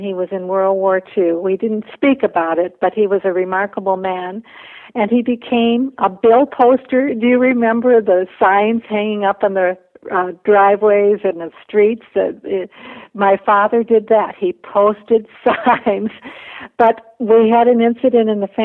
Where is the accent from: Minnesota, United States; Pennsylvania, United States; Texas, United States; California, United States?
Minnesota, United States; also born or lived in Bolivia; I went to school full-time to the University of Minnesota, but I also worked full-time, so I lived at home